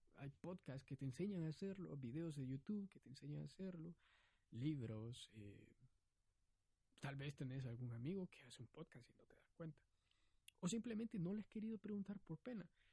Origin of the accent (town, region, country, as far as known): Honduras